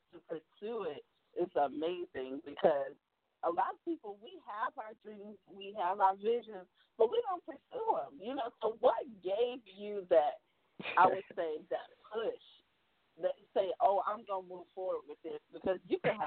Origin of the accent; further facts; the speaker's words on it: Seneca, South Carolina, United States; Seneca, South Carolina, my hometown